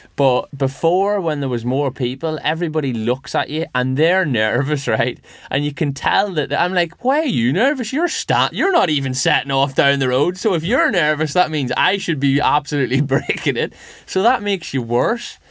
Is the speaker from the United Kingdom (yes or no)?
yes; Northern Ireland, United Kingdom; now in West Yorkshire, United Kingdom